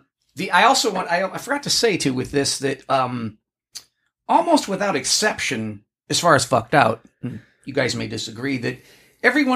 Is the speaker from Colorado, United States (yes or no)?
no; Alabama, United States; moved away; So I'm from Alabama